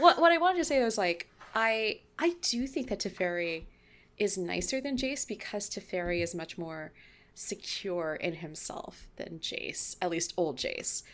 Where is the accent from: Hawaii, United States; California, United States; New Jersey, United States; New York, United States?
California, United States; I'm from California